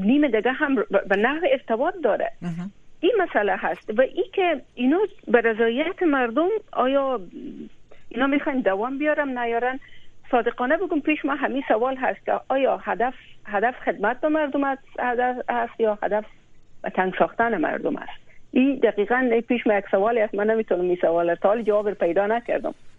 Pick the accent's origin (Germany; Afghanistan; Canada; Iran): Afghanistan; یک کسی که از بزرگ شده و پرورده از او خاک و از او وطنم